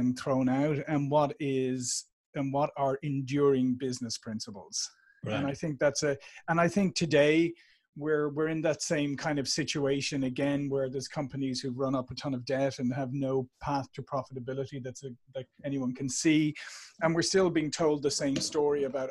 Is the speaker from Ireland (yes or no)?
yes; Dublin, Leinster, Ireland; moved away as an adult; now in San Diego, United States; I'm here in beautiful San Diego, but as you can tell from my accent, I'm originally from Dublin, Ireland, and I've been here in the States for like 22 years now